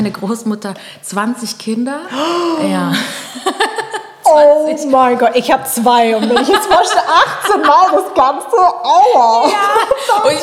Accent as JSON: {"language": "German", "region": "Pernambuco", "country": "Brazil", "said": "ja, ich bin Brasilianerin, mhm. weil Brasilien ist das fünftgrößte Land der Welt. Also ich könnte gerade sagen, okay, Pernambucana vielleicht"}